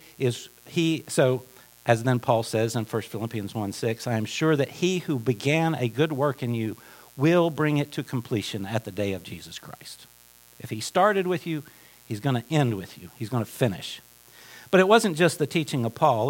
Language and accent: English; Appalachia, United States; moved away; I'm from Appalachia